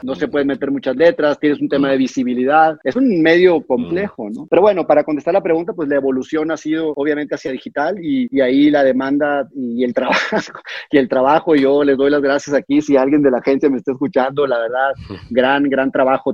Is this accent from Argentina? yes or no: no; Mexico; los que somos mexicanos